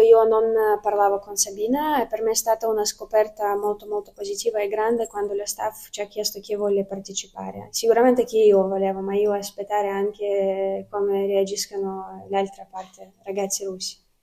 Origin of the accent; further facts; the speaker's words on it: Ukraine; Italian is a second language; moved away as an adult; now in Italy; questa guerra che è iniziata nel mio paese